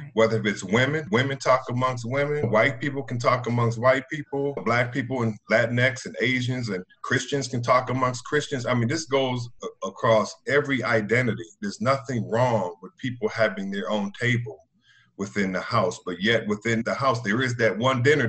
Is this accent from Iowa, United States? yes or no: no; Evanston, Illinois, United States; I was raised in the Second Ward